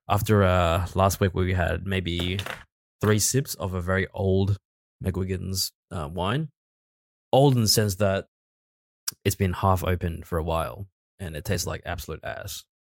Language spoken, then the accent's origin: English; Australia; accent: Australian; we are actually Australian.